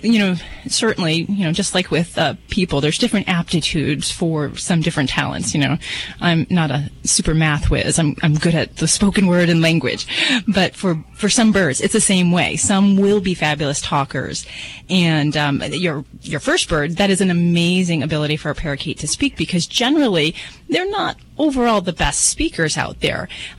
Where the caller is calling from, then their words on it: Spokane, Washington, United States; Spokane, Washington.